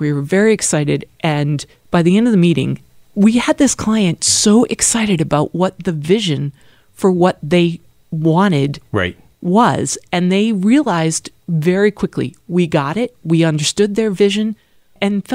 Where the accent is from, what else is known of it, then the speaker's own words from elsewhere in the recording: Acton, Massachusetts, United States; moved away as an adult; now in Philadelphia, United States; I actually grew up just outside of Boston.